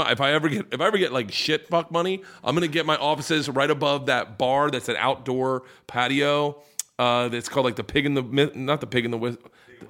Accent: Tampa, Florida, United States

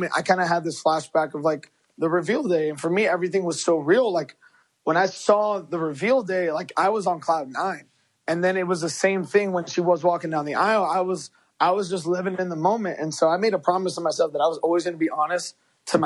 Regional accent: Chicago, Illinois, United States; first language Spanish; English is a second language; we're both from Chicago

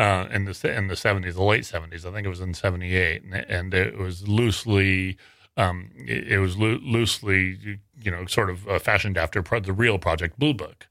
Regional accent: Worland, Wyoming, United States; now in Sacramento, United States; until two thousand three when I went back to, to my hometown, and I'll say it, is a little, little town called Warland in nor, uh, northern Wyoming.

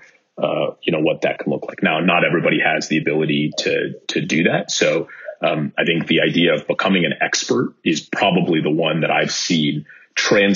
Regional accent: Bay Area, California, United States; I grew up in the Bay Area

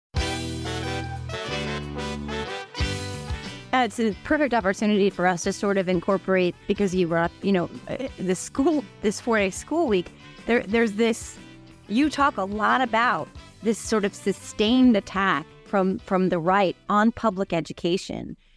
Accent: New Jersey, United States; I'm from New Jersey. I, I don't have a Southern accent

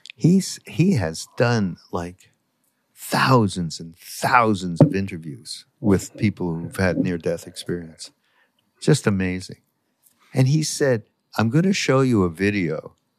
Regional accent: Canada; I'm from Canada

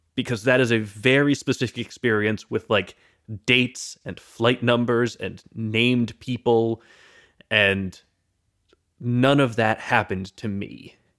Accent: United States; as an American

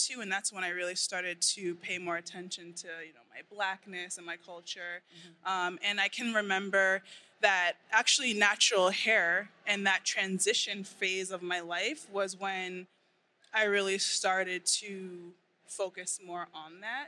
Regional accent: Boston, Massachusetts, United States; moved away as an adult; also born or lived in Baltimore; I grew up in Boston.

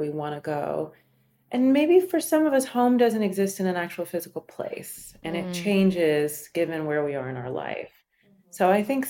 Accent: the American South, United States; moved away as an adult; also born or lived in New York; now in Miami, United States; I grew up in the American South, but then I spent most of my like adult years in New York, and now I'm spending some time in Miami.

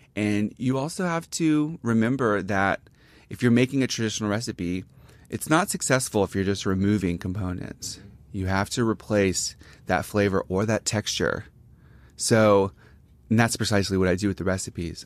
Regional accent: Gulfport, Mississippi, United States; moved away as an adult; also born or lived in Jackson, Mississippi / New York; I'm from Gulfport, which is on the coast

